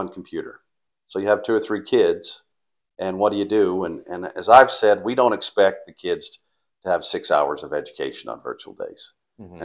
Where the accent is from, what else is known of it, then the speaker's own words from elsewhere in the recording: Paris, Idaho, United States; moved away; I grew up in Paris, Idaho